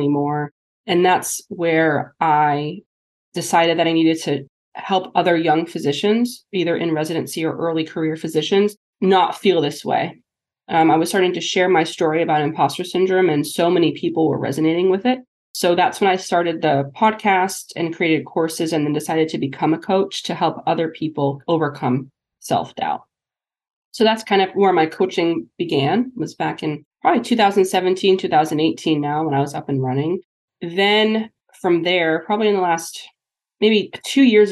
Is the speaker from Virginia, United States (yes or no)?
no; New Hampshire, United States; moved away as an adult; also born or lived in Kirksville, Missouri / Pittsburgh, Pennsylvania; joined a private practice back in my hometown of New Hampshire